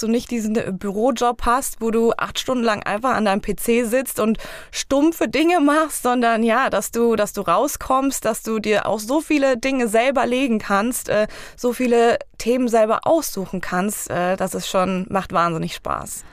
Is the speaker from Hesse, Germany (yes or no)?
yes; Eringshausen, Hesse, Germany; für mein Heimatdorf. Und zwar gibt es bei uns in Eringshausen